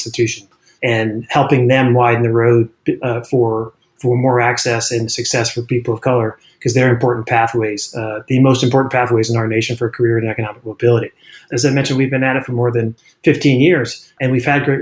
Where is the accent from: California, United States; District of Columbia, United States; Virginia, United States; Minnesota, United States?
District of Columbia, United States; Washington; moved away; also born or lived in Burlingame; since I was a kid growing up in Washington, D.C.